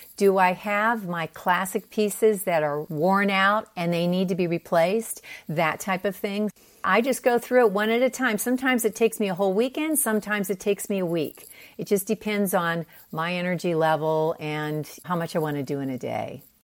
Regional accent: Pennsylvania, United States; moved away as an adult; also born or lived in Park City, Utah; now in San Diego, United States; I grew up in Pennsylvania.

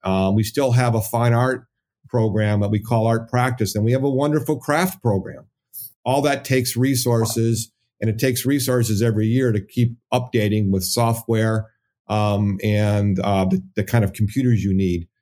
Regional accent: Hazel Park, Michigan, United States; I'm from the Detroit area, um, Hazel Park

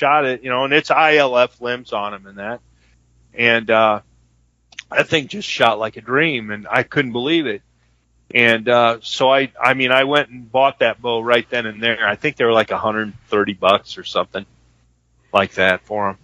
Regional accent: Solon, Iowa, United States; I grew up in Solon, Iowa, a little tiny town

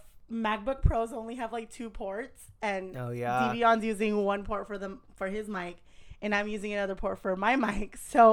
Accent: United States; But I am American. I'm Filipino American

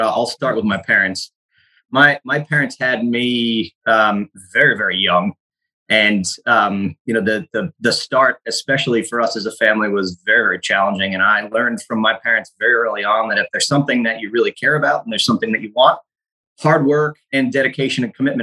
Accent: Rhode Island, United States; moved away as an adult; also born or lived in Jacksonville, Florida / Freehold, New Jersey; now in Norfolk, United States; I'm from Rhode Island.

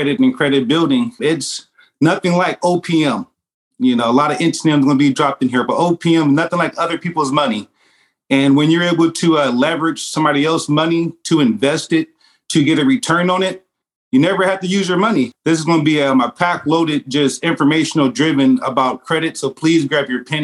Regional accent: Vallejo, California, United States; also born or lived in Oakland, California / Idaho / Texas; I was born in Oakland, California. From there, I actually was raised in Vallejo, California, which is not too far

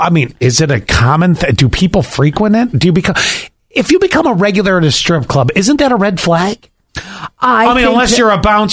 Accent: Buffalo, New York, United States; growing up in Buffalo

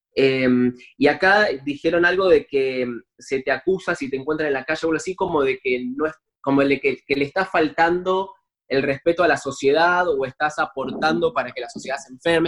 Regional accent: Buenos Aires, Argentina; yo soy actor, soy de Buenos Aires, Argentina

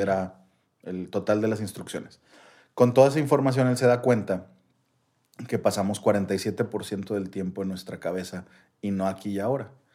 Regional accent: Mexico; como mexicano

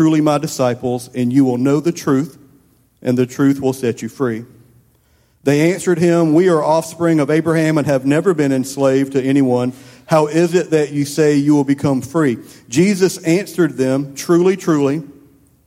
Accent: Columbia, United States; I grew up over in Columbia.

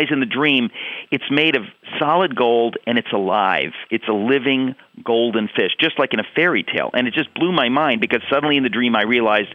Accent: Danbury, Connecticut, United States; as I was growing up in Danbury, Connecticut, I did a ton of fishing.

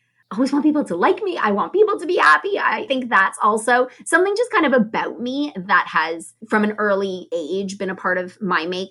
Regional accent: Toronto, Ontario, Canada; moved away as an adult; now in Chicago, United States; I grew up in Toronto, Canada. So I'm a Canadian girl, moved to Chicago about 8 years ago

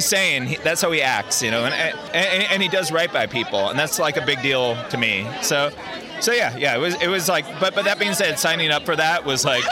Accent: San Francisco, California, United States; I grew up in the Bay Area in San Francisco

